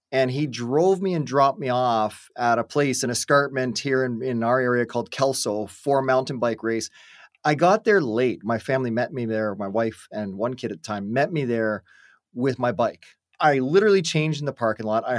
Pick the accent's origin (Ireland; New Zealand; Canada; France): Canada; I'm the Canadian kid